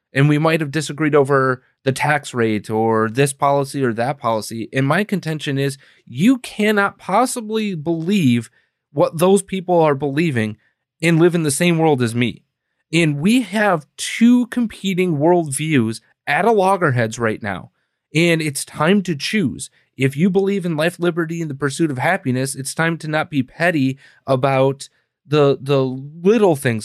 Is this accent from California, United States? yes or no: no; Wisconsin, United States; now in Illinois, United States; we're both from Wisconsin originally